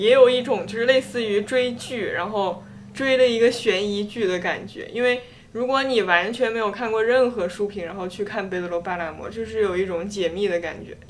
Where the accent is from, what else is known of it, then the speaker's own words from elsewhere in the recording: China; 还是就是因为我是一个中国人嘛